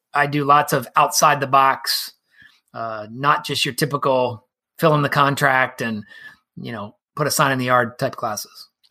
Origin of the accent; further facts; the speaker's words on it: Columbus, Ohio, United States; also born or lived in Brooksville, Florida / Cleveland, Ohio; moved back to Columbus, where I'm from